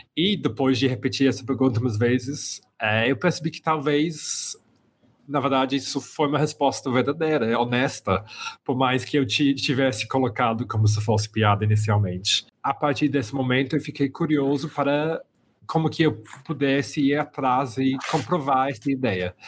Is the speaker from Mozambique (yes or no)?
no; Birmingham, West Midlands, United Kingdom; Portuguese is a second language; moved away as an adult; also born or lived in London / Belo Horizonte; eu nasci na Inglaterra, eu sou britânico, é, eu venho do centro da Inglaterra, de uma cidade que se chama Birmingham, é, e cresci mais ou menos sempre lá no, no meio da, da Inglaterra